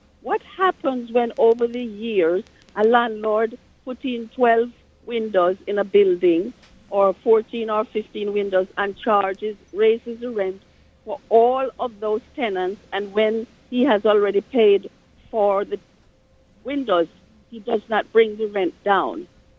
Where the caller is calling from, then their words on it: New York City, New York, United States; calling from Queens.